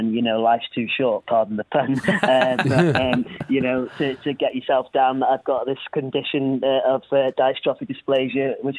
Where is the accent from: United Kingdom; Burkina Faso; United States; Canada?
United Kingdom; North Wales; I'm from North Wales, about an hour away from Liverpool.